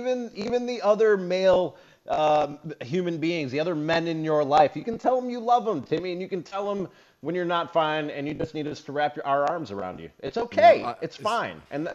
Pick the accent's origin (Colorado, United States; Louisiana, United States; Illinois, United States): Illinois, United States; Chicago; I'm a Bears fan, born and raised in Chicago